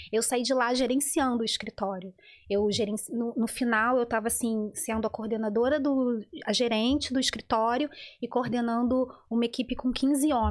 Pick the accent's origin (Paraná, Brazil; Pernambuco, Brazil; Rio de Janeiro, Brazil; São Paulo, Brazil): Rio de Janeiro, Brazil; moved away; Sim, eu fui mãe adolescente, fui mãe hum. com 19 anos no Rio de Janeiro.